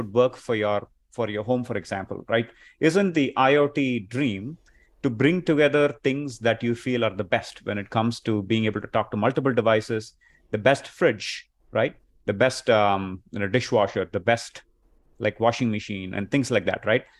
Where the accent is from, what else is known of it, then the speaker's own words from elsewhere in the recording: India; moved away as an adult; now in Chicago, United States; I'm originally from India, and I've been here in Chicago for the past, uh, twenty-plus years